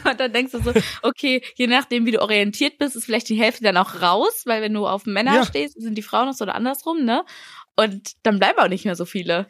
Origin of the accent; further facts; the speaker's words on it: Iserlohn, North Rhine-Westphalia, Germany; ich bin auf dem Dorf groß geworden, habe immer gesagt, ich komme aus einer Kleinstadt. aber 100.000 Einwohner haben wir in Iserlohn.